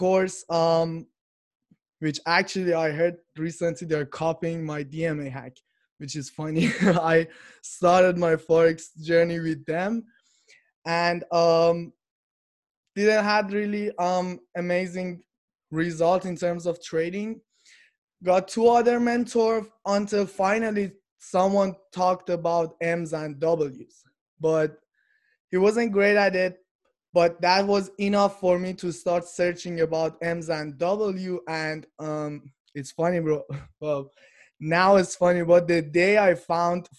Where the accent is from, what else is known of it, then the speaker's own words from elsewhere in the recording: Iran; moved away as an adult; now in Canada; I'm from Iran and I'm living in Canada. I came here about 6 years ago